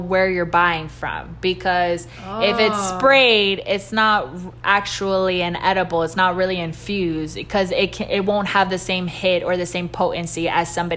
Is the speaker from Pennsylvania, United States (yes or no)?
no; Miami, Florida, United States; Florida, I've been born and raised in Miami and Jackson Hospital and Alapata and raised in Kendall. I mean, Miami is my home